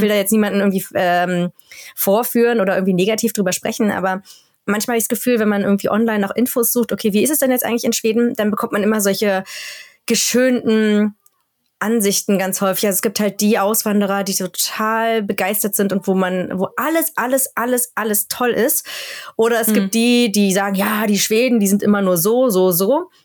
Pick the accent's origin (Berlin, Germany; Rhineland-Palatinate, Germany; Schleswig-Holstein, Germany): Berlin, Germany; first language German; moved away as an adult; now in Sápmi, Sweden; Berlin, wo ich herkomme